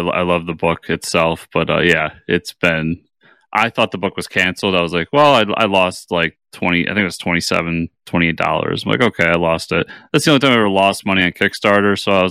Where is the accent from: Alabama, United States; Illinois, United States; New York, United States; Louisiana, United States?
New York, United States; being a New Yorker, the punk rock scene, which I grew up